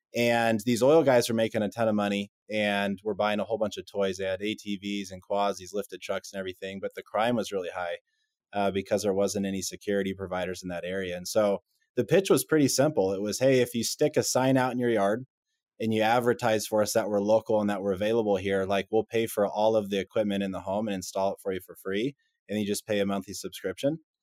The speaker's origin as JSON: {"language": "English", "region": "Texas", "country": "United States", "also_born_or_lived": "Utah", "moved": "as an adult", "said": "I'm from Texas originally"}